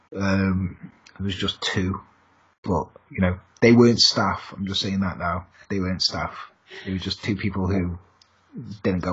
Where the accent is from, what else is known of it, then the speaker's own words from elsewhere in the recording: England, United Kingdom; I'm English